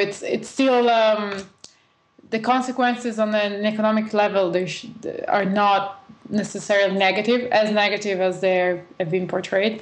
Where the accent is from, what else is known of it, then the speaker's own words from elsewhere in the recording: Bologna, Emilia-Romagna, Italy; I actually went to one in Bologna, my hometown